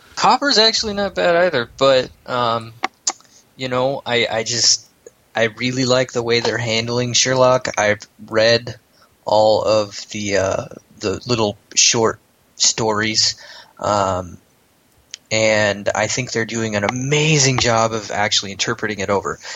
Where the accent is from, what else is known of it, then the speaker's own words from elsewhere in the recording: United States; I'm an American